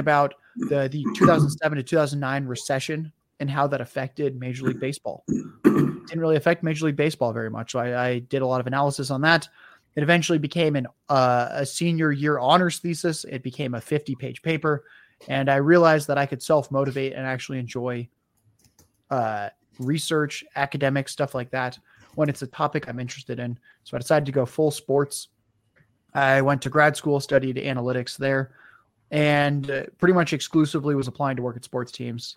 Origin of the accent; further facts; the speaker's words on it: San Diego, California, United States; also born or lived in Detroit; I then moved back to where I grew up in San Diego